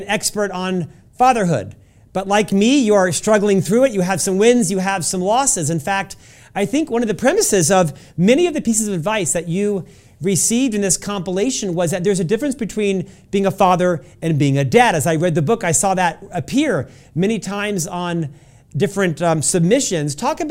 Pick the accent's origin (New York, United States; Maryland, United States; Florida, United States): Florida, United States; now in Utah, United States; He really took on a father figure for me when I moved from Florida and came to Utah.